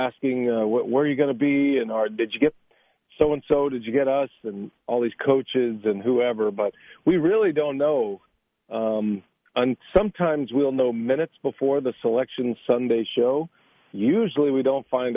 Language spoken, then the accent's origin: English; Georgetown, Texas, United States; moved away; I actually grew up in Georgetown, which is right just over an hour from Waco